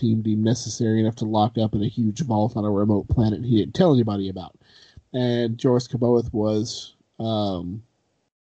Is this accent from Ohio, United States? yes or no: no; Kentucky, United States; I'm from Kentucky